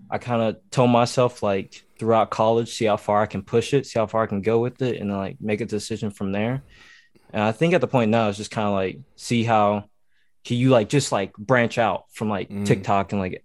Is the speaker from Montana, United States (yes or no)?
no; Ohio, United States; also born or lived in Tennessee; I say I was born in Tennessee. I was raised in Ohio because, like, okay, that's where I spent the majority of, like, me growing up.